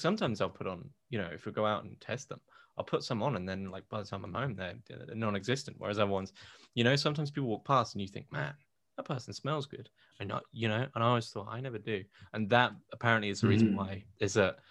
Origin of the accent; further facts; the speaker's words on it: United Kingdom; I'm British